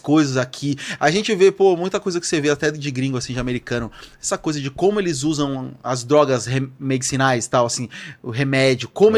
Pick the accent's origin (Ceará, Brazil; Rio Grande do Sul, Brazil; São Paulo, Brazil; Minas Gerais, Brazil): São Paulo, Brazil; na primeira casa onde eu morei, lá onde? no Lausanne, zona norte de São Paulo